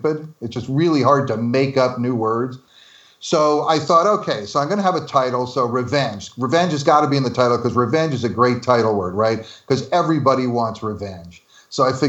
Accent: New Jersey, United States; I'm from New Jersey

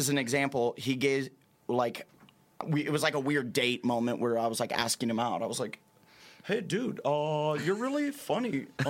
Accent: Nebraska, United States; moved away; I'm from Nebraska just losing my mind.

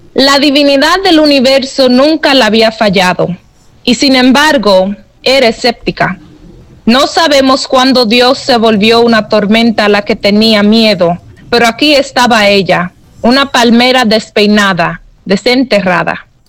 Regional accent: New York, United States; moved away; yo crecí en Nueva York sin familia

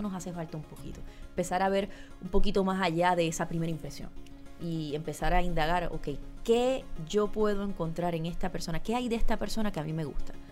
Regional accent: Puerto Rico; moved away; todos nacimos aquí y nos criamos aquí.

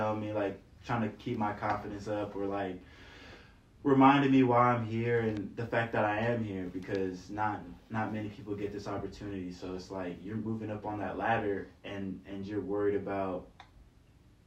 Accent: Nigeria; now in San Francisco, United States; I'm from Nigeria

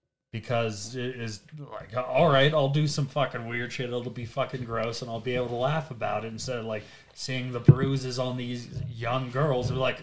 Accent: Butler, Pennsylvania, United States; moved away; also born or lived in Pittsburgh, Pennsylvania; I am from Butler, Pennsylvania, which is like an hour away from Pittsburgh. And I even lived in Pittsburgh for 3 years

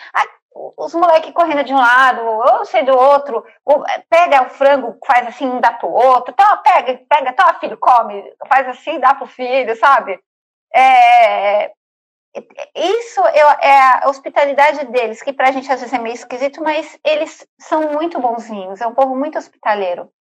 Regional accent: São Paulo, Brazil; now in Egypt; eu sou de São Paulo

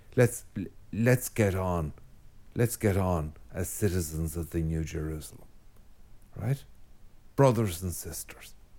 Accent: Ireland; an Irish Catholic

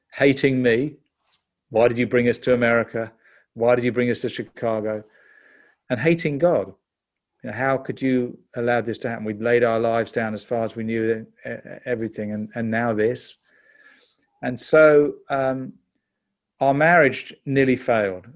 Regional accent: London, United Kingdom; you can tell from my accent, I'm, I'm actually a Brit. I was born in London in nineteen fifty-seven.

